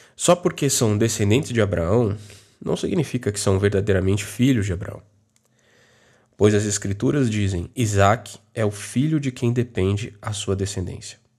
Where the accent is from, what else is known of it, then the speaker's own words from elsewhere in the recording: Brazil; eu sou brasileiro